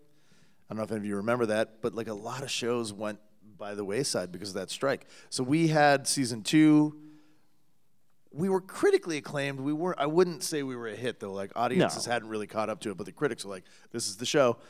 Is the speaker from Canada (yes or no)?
yes; a suburb of Toronto, Ontario, Canada; We grew up in Ontario, in a suburb of Toronto.